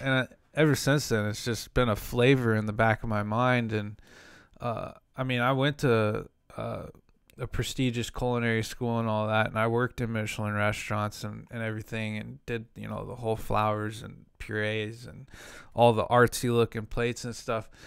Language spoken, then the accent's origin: English; Kansas City, Missouri, United States; also born or lived in Santa Ana, California; I'm from Kansas City